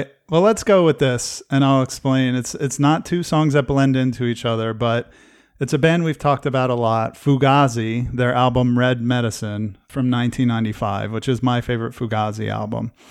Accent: New Jersey, United States; I grew up in New Jersey

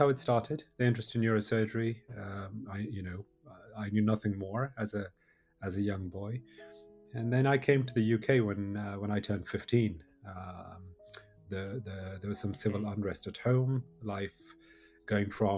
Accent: Jammu and Kashmir, India; I grew up in Kashmir

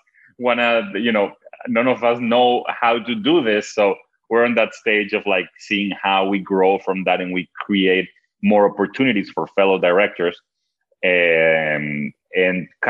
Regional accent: Venezuela; accent: Venezuelan; first language Spanish; English is a second language; moved away; when I was growing up in Venezuela

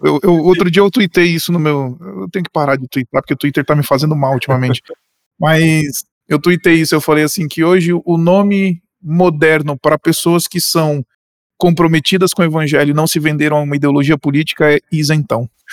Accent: Boa Vista, Roraima, Brazil; now in São Paulo, Brazil; Eu nasci aqui em São Paulo, vocês sabem disso, e fui passar um exílio da cidade nos anos da minha infância em Roraima

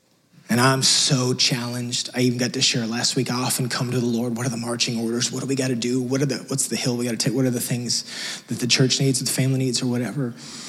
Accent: Texas, United States; Sorry, we came from West Texas. It just doesn't do that out there. So I'm still trying to get used to it. 5 years later.

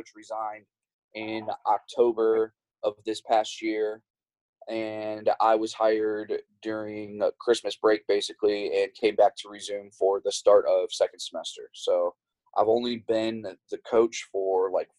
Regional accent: Chicago, Illinois, United States; now in Texas, United States; I am originally from the Chicago area.

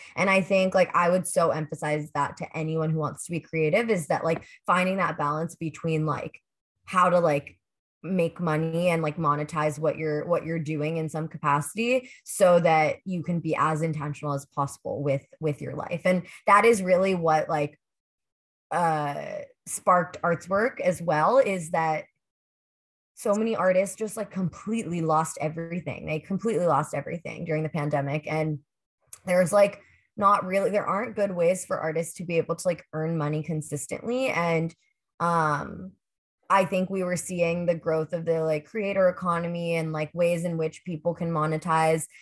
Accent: Pittsburgh, Pennsylvania, United States; moved away; I grew up in Pittsburgh

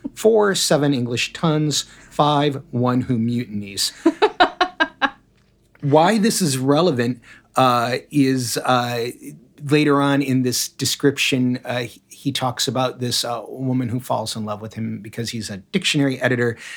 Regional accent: Michigan, United States; moved away; also born or lived in Chicago / Boston; where I grew up in the, in, in the flattest of lands, there was a road every mile. My township was almost a perfect grid

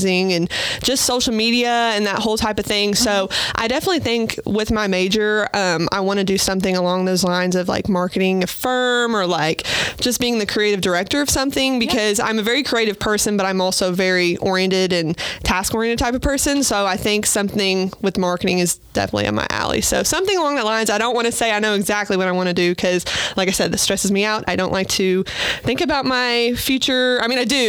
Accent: Owensboro, Kentucky, United States; I'm from here. I'm from Owensboro

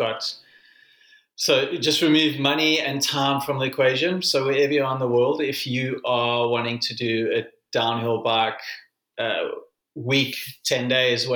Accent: South Africa; a South African

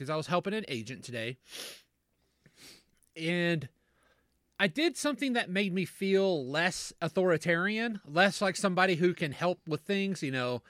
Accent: Southern Kentucky, United States; When we were raised in Southern Kentucky

